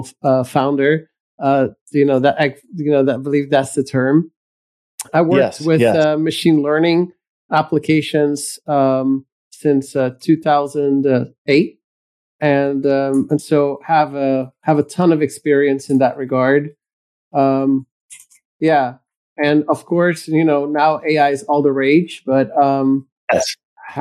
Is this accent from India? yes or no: no; Belgium; moved away as an adult; now in United States; I was born in Belgium in Europe, and I migrated to the United States